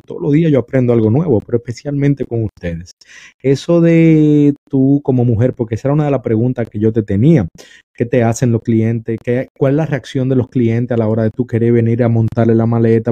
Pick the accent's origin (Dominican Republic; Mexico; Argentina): Dominican Republic; en mi país, República Dominicana